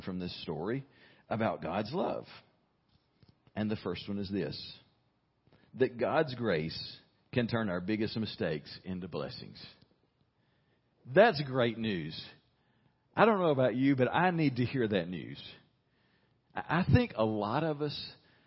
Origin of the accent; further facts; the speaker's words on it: United States